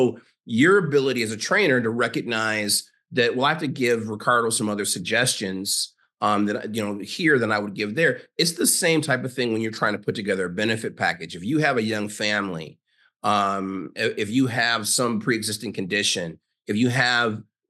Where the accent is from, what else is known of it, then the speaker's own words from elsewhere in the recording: Chicago, Illinois, United States; also born or lived in Minnesota; now in University Park, United States; I am a 57-year-old African-American. I'm from Chicago, but I live in University Park, Texas.